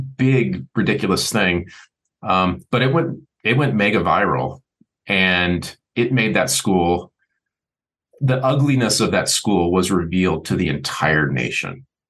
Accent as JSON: {"language": "English", "town": "Seattle", "region": "Washington", "country": "United States", "tie": "born or raised there", "said": "the 80s was easy because that's the era I grew up in in Seattle"}